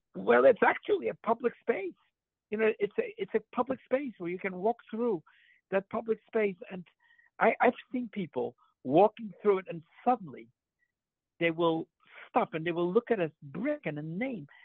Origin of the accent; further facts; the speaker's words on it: Poland; moved away; I grew up in Poland